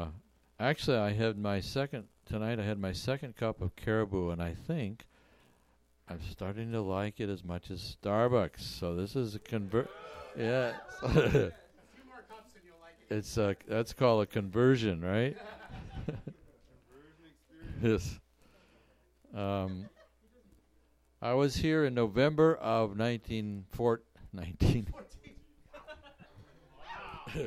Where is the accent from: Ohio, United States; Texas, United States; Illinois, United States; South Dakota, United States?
South Dakota, United States; Canton; moved away as an adult; also born or lived in Moorhead, Minnesota; I grew up in Canton, South Dakota, so I know blizzards